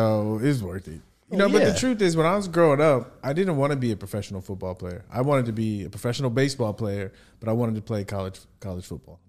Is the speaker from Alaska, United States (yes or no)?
no; San Diego, California, United States; I grew up in San Diego, California.